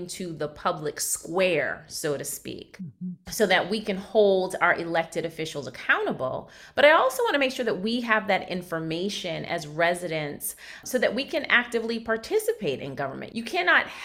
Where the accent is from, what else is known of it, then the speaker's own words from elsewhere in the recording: Brockton, Massachusetts, United States; I was raised in Brockton, the city of champions